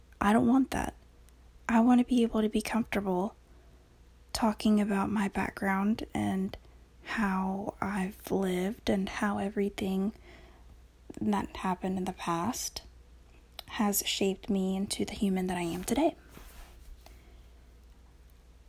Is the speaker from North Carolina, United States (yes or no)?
yes; North Carolina, United States; first language Spanish; English is a second language; also born or lived in Texas; I came to North Carolina with, you know, of course, with my parents